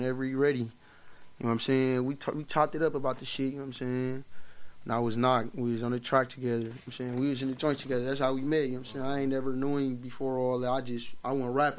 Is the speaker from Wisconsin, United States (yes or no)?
yes; Milwaukee, Wisconsin, United States; I grew up in Milwaukee